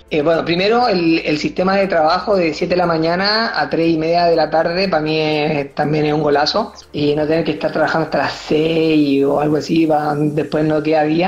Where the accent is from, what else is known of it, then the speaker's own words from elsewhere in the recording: Chile; moved away as an adult; also born or lived in Sydney, Australia / Perth, Australia; now in France; yo jugaba en Chile